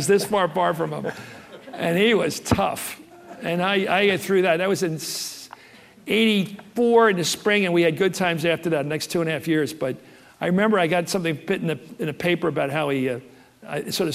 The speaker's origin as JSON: {"language": "English", "region": "Pennsylvania", "country": "United States", "tie": "born or raised there", "said": "the Republican Party that I grew up in Pennsylvania"}